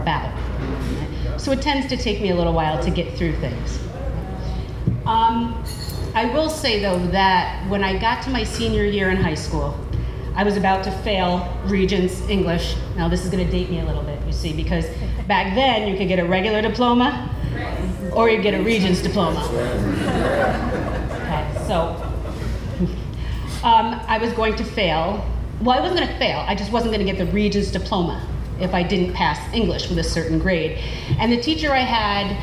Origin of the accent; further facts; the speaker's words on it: Troy, New York, United States; I grew up in the Berg, as we call it